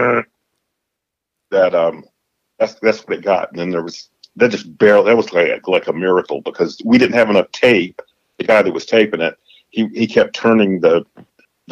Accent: Tuscaloosa, Alabama, United States; now in Chattanooga, United States; I'm from that town. I'm from Tuscaloosa.

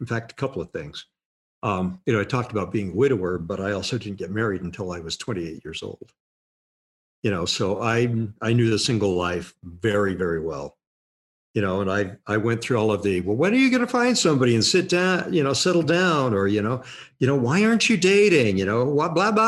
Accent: Murray, Utah, United States; moved away as an adult; also born or lived in Illinois / Kentucky / San Diego, California; Born and raised in Murray, Utah.

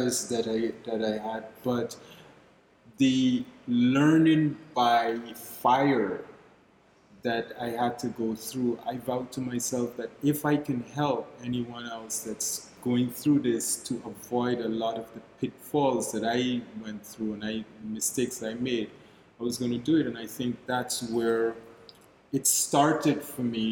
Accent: Guyana; moved away as an adult; now in Barbados; I'm originally from Guyana in South America

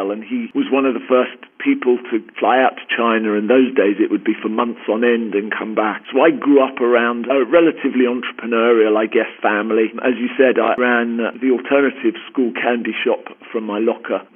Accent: London, United Kingdom; accent: Queen's English; moved away as an adult; now in Southern California, United States; I grew up in Northwest London and have been out in Southern California the last 2.5 years.

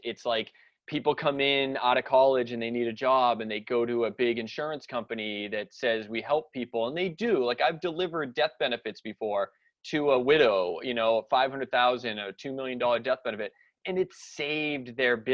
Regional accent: Salem, Massachusetts, United States; I grew up in the North Shore of Boston area, like up near Salem, Massachusetts

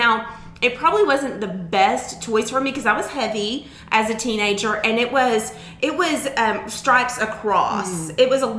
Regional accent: Harrison, Arkansas, United States; I grew up in Harrison, so I'm not far from where you grew up in Flippin

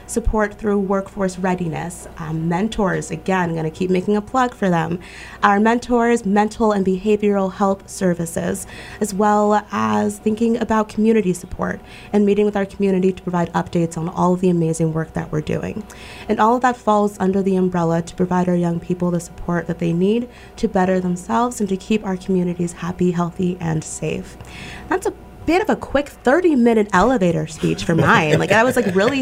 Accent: southern New Jersey, United States; moved away as an adult; also born or lived in Missouri; now in Pittsfield, United States; I grew up in a small town in southern New Jersey, about a stone throw away from Philadelphia

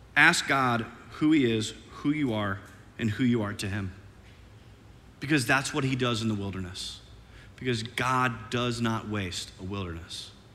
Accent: Iowa, United States; moved away as an adult; also born or lived in St. Louis, Missouri; now in Oklahoma City, United States; I'm from Iowa, and this is like the deep south to this Iowan

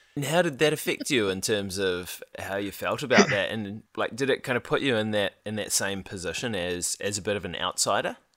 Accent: New Zealand; we were from New Zealand

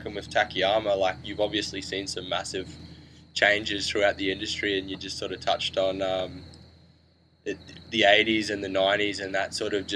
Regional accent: North Queensland, Australia; I grew up in North Queensland, so I grew up in a cane farming community

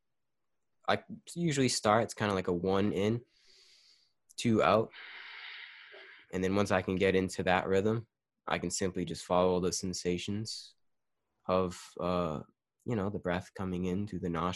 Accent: United States; as an American or a Western

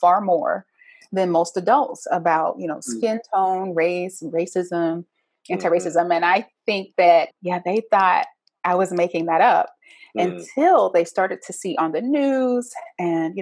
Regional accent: the South, United States; me growing up in the South as an African-American

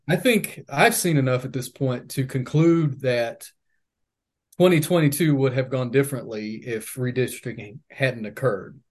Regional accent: Leslie County, Kentucky, United States; I'm from Leslie County

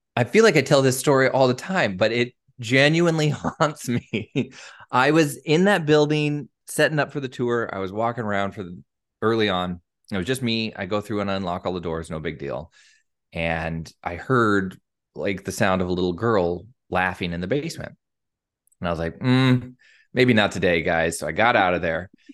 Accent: Eastern Washington, United States; moved away as an adult; now in Tacoma, United States; I'm from Eastern Washington.

